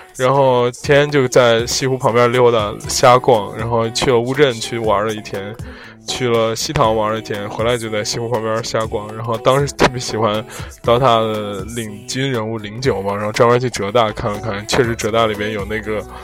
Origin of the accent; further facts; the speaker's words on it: northern China, China; 作为一个北方人